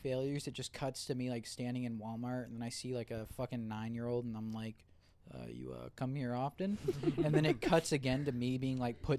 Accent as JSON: {"language": "English", "country": "Australia", "said": "I'm not even Italian cunt. I'm a fucking. I'm Australian."}